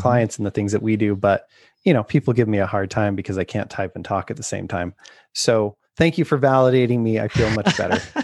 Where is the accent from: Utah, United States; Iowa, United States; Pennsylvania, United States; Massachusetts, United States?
Utah, United States; I grew up in Utah